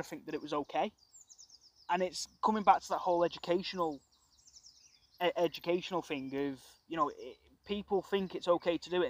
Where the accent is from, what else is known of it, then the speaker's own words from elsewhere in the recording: Crewe, North West England, United Kingdom; also born or lived in Norwich; now in Sandbach, United Kingdom; I'm from Crewe as well. I spent a bit of my life living in Norwich as well.